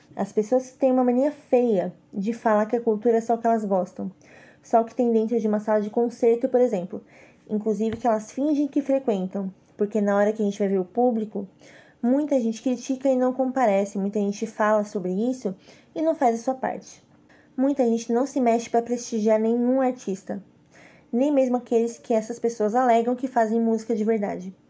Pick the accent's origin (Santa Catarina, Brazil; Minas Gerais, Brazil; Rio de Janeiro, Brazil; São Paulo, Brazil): São Paulo, Brazil; São Caetano do Sul; moved away as an adult; also born or lived in Fortaleza; São Caetano do Sul, que é minha cidade natal em São Paulo